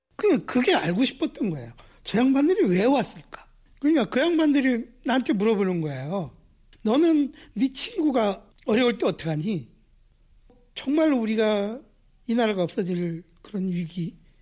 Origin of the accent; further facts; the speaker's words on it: Chuncheon, Gangwon, South Korea; 제 고향이 춘천인데